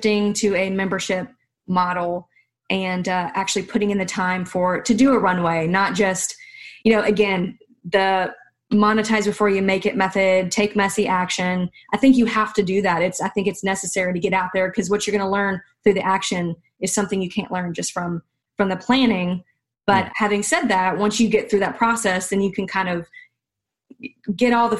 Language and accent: English; the South, United States; I'm from the South